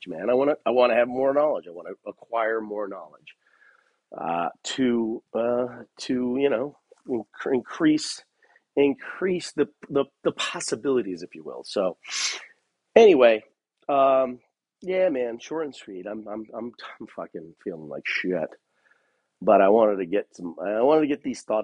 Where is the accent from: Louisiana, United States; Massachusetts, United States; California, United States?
California, United States; Los Angeles; moved away as an adult; now in Bend, United States; I'm from Los Angeles, where it's either hot or just not that hot